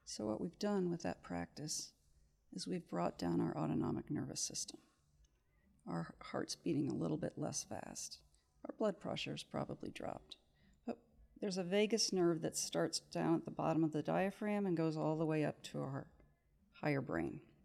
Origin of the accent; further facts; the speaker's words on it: Kansas City, United States; moved away as an adult; also born or lived in Cincinnati, Ohio; I grew up in Kansas City